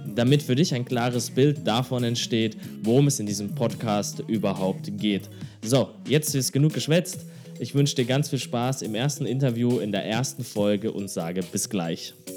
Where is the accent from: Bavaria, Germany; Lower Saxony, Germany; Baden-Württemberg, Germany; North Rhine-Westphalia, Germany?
Baden-Württemberg, Germany; near Karlsruhe; now in Hamburg, Germany; Ich komme aus Karlsruhe, du hast es ja gesagt, aus der Nähe von Karlsruhe